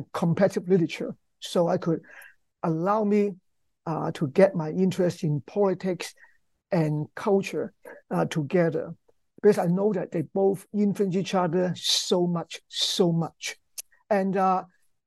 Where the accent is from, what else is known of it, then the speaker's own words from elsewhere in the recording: Hong Kong; I grew up in Hong Kong